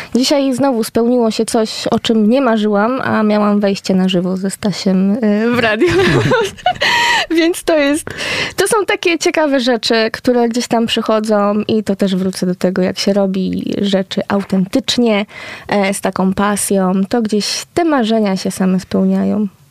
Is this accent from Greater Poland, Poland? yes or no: no; West Pomeranian Voivodeship, Poland; ja nie jestem e, poznanianką rodowitą, że tak powiem, tak, e, więc łączę się z państwem z Pomorza Zachodniego